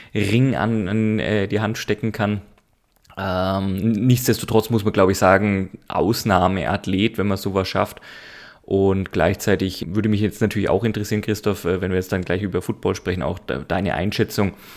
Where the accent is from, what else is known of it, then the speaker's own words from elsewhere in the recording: Nuremberg, Bavaria, Germany; Ich bin ein Nürnberger